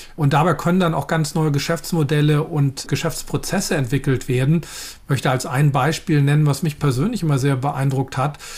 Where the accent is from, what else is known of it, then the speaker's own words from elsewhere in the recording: Germany; insbesondere als Deutsche